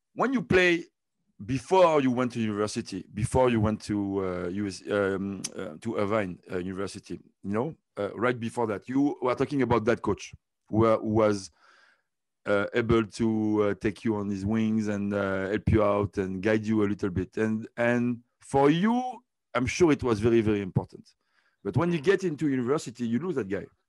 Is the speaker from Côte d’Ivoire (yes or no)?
yes; Côte d’Ivoire; moved away; also born or lived in France; I was born in Ivory Coast, and I started to swim there